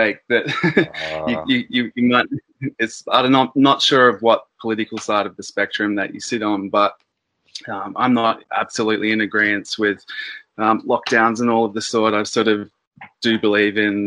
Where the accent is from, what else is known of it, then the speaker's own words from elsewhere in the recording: Sydney, New South Wales, Australia; I'm originally from the Northern Beaches in Sydney.